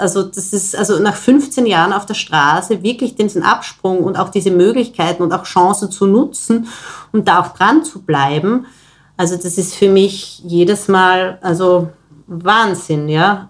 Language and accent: German; Styria, Austria; now in Vienna, Austria; Ich komme ursprünglich aus der Steiermark, wo meine Familie auch noch wohnt.